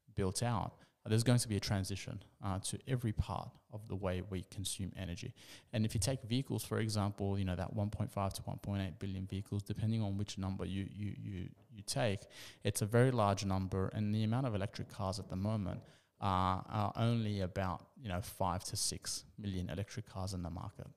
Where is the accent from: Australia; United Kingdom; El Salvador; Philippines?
Australia; being Australian